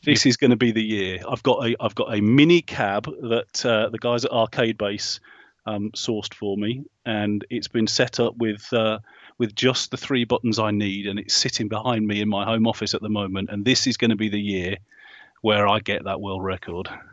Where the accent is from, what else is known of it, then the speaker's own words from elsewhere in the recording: Hinckley, East Midlands, United Kingdom; up in the Midlands, in Hinckley